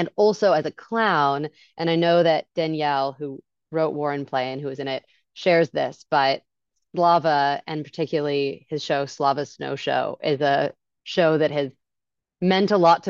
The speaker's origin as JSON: {"language": "English", "area": "San Francisco Bay Area", "region": "California", "country": "United States", "tie": "born or raised there", "moved": "yes", "lives_now": "New York, United States", "said": "I grew up in the Bay Area"}